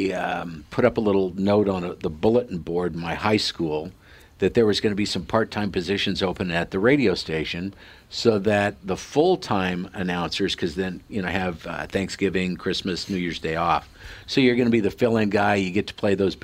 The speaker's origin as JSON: {"language": "English", "town": "Sidney", "region": "Nebraska", "country": "United States", "tie": "born or raised there"}